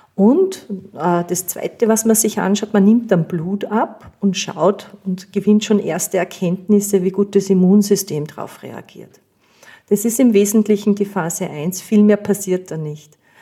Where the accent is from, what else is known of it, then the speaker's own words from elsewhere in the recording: Austria; bei uns in Österreich